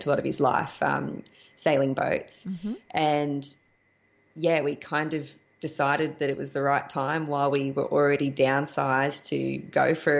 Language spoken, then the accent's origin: English; Australia; moved away as an adult; also born or lived in Panama / Costa Rica; I'm an Australian.